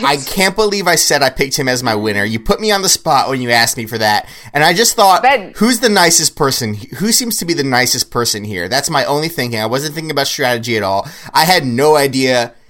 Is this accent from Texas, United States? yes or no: no; Kentucky, United States; I'm from Kentucky.